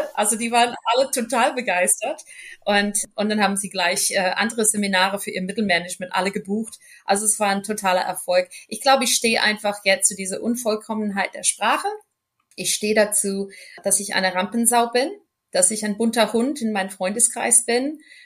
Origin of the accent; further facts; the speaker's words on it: United States; German is a second language; moved away as an adult; now in Bühl, Germany; als Amerikanerin, als Unternehmerin in Deutschland zu stehen